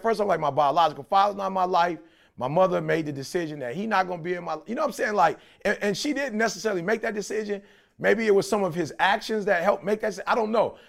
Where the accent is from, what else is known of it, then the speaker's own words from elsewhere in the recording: Detroit, Michigan, United States; I grew up in Detroit